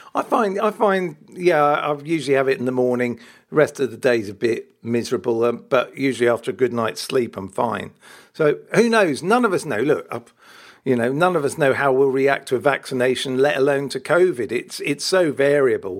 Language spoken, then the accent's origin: English; Wales, United Kingdom; I am Welsh